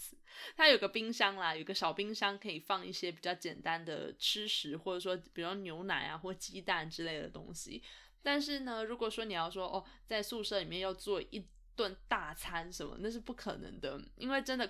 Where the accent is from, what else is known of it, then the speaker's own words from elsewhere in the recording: Canada; 那他知道我是从加拿大来的之后，就觉得很有很有兴趣吧。他说他对加拿大也非常有好感。